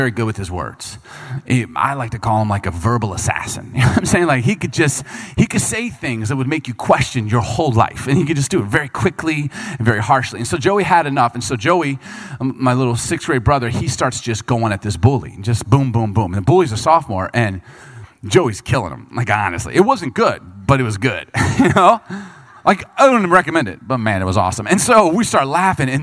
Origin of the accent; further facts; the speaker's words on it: Bartlett, Illinois, United States; growing up in Chicago, we grew up when I was in middle school, we lived in a subdivision called Bartlett